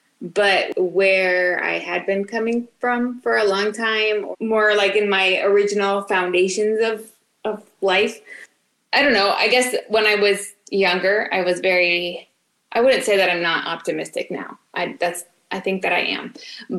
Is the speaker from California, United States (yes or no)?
yes; Orange County, California, United States; also born or lived in San Francisco / Guatemala; I am the youngest of five girls and I grew up in Orange County, but I've been back in Santa Ana for almost 10 years.